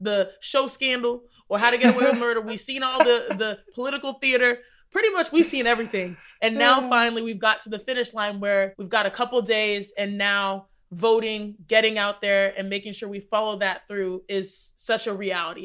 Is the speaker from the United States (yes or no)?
yes; Texas, United States; growing up in Texas, we had Texas history